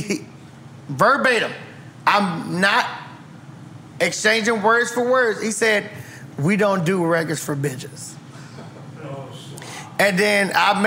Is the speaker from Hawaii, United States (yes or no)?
no; Tallahassee, Florida, United States; I'm from Tallahassee